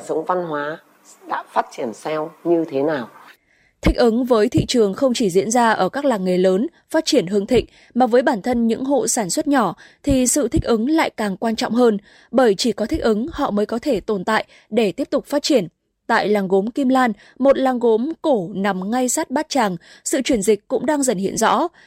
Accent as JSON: {"language": "Vietnamese", "area": "Bát Tràng", "region": "Hanoi", "country": "Vietnam", "tie": "born or raised there", "said": "quê tôi bát tràng"}